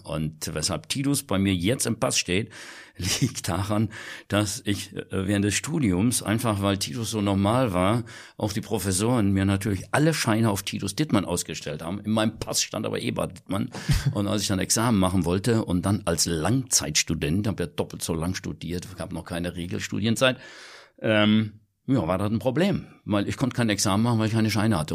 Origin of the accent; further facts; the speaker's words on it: Kirchen, Rhineland-Palatinate, Germany; den Geburtsort, den ich auch liebe, das Kirchen an der Sieg.